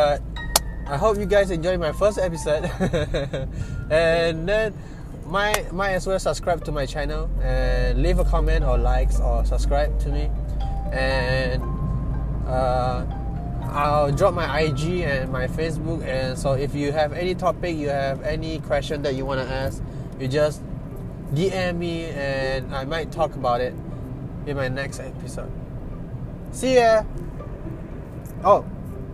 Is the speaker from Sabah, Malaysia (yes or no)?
no; Sibu, Sarawak, Malaysia; I'm from Cebu, Sarawak, which is located in Malaysia.